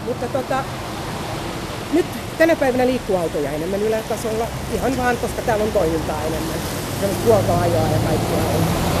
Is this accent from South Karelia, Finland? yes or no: no; Helsinki, Uusimaa, Finland; Mä mielelläni sanoa, että mä oon Pasilasta. Mutta kyllä mä sanon, että mä oon Itä-Pasilasta